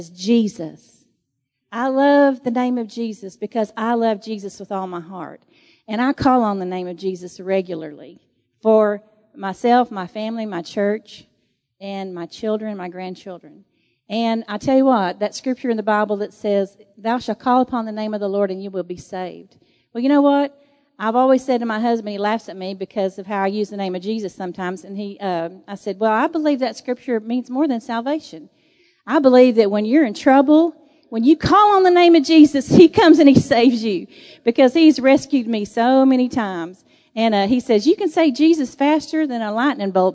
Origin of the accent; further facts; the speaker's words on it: Texas, United States; I'm from Texas